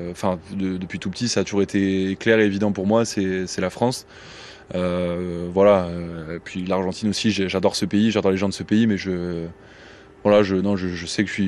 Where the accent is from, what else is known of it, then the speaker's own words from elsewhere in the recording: Belgium; Alors oui, j'ai grandi en Belgique, mais euh, j'étais au lycée français où j'étais avec pas mal de Français dans le système scolaire français.